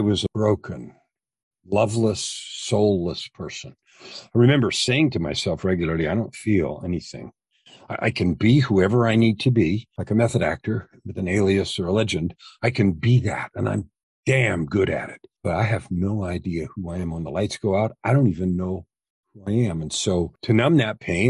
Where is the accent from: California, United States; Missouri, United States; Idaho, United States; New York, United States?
California, United States; San Francisco Bay Area; I was born in California, San Francisco Bay Area, grew up with two parents